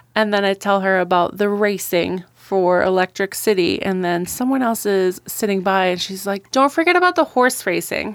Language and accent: English; Wisconsin, United States; moved away as an adult; now in Great Falls, United States; I grew up in Wisconsin